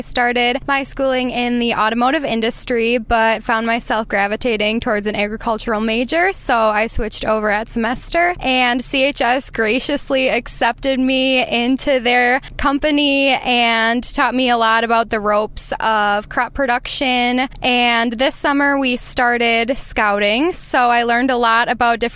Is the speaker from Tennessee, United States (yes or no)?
no; Lake Mills, Wisconsin, United States; Lake Mills, Wisconsin, which is my hometown